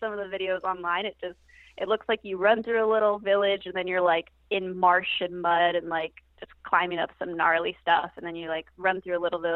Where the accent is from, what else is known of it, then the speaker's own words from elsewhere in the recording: Downey, California, United States; moved away as an adult; now in Santa Barbara, United States; So I grew up in LA in the city of Downey, just south and inland